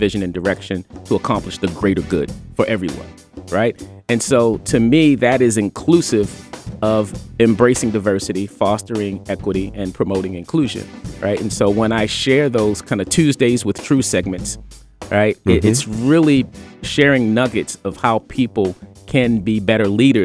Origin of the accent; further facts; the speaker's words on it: Baltimore, Maryland, United States; now in Minnesota, United States; Originally from Baltimore